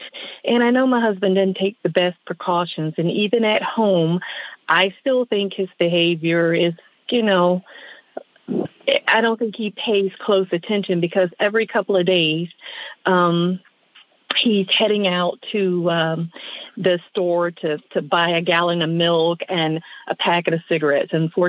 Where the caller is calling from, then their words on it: West Palm Beach, Florida, United States; I'm calling from West Palm Beach.